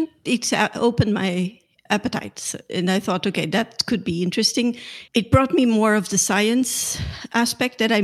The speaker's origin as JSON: {"language": "English", "region": "Lisbon", "country": "Portugal", "tie": "born or raised there", "said": "I grew up in Lisbon. I'm Portuguese"}